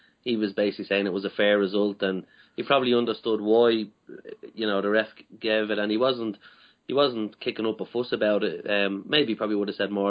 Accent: Ireland; we're watching from Irish point of view

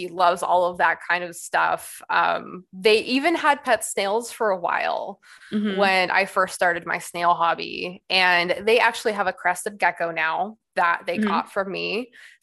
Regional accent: Bay Area, California, United States; moved away as an adult; now in Arizona, United States; I'm actually from California. Okay. Bay Area, all around there, whole life until I was 18

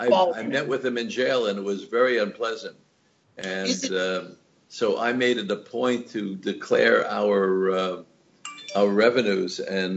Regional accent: New York City, New York, United States; now in Los Angeles, United States; I was born in New York, and I used to live through snowstorms

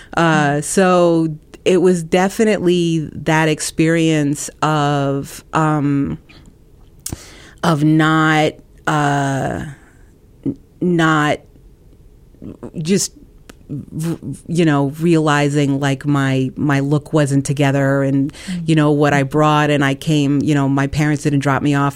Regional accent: New York, United States; moved away as an adult; now in Ohio, United States; I grew up on the Lower East Side, the East Village. Um, I grew up in public housing with my mother.

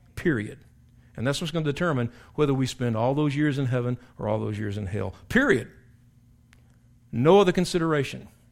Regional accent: South Carolina, United States; moved away; I went back to my hometown in South Carolina, King Street, which is not a very big place, but it's where I was born and raised

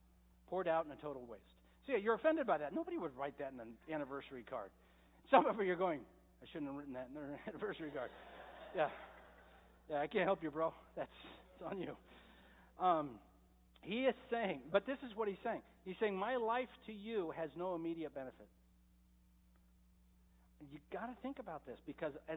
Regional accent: Medford, United States; I grew up in Medford, so of course we have the best water

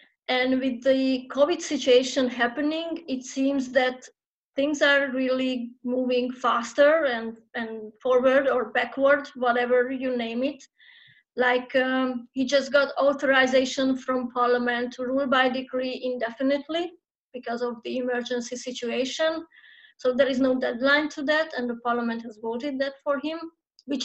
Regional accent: Hungary; I'm a trans activist born and raised and still based in Hungary

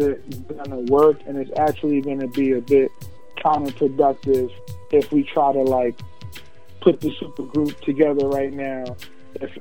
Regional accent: New York, United States; now in Pennsylvania, United States; I came from New York, you know what I'm saying, born and raised

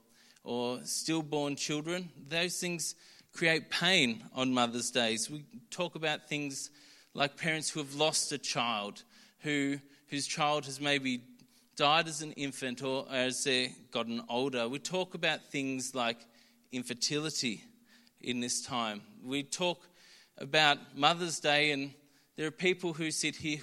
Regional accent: Melbourne, Victoria, Australia; I grew up in Doncaster City Church and then moved to Yarra Plenty when I was young

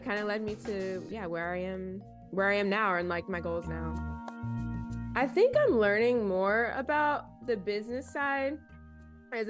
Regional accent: Kansas City, Missouri, United States; moved away as an adult; also born or lived in Columbia, Missouri; now in Boston, United States; I was born and raised in Kansas City, Missouri

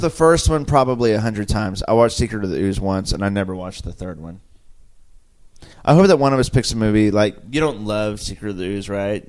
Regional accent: Oklahoma, United States; We're all from Oklahoma.

